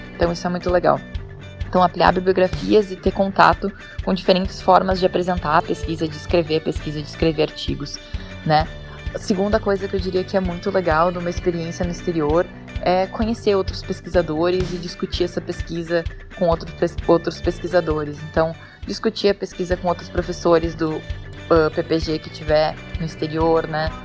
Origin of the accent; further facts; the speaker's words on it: Brazil; eu sou brasileiro